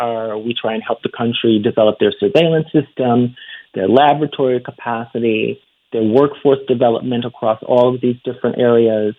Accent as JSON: {"language": "English", "town": "Chicago", "region": "Illinois", "country": "United States", "said": "I'm from Chicago"}